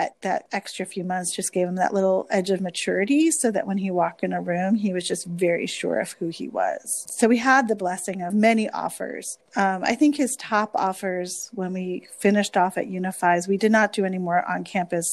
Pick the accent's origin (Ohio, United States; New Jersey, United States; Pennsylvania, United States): New Jersey, United States; I grew up in New Jersey and I have that attitude.